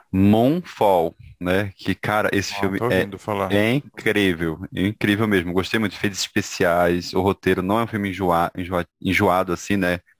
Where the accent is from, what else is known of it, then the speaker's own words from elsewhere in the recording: Brazil; ali que aparece que a gente como brasileiro se identifica.